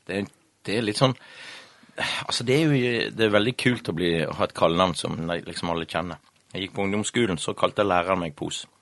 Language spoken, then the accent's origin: Norwegian; Florø, Vestland, Norway; vi vokste opp i Havrenes, og Tempo er jo Havrenesklubb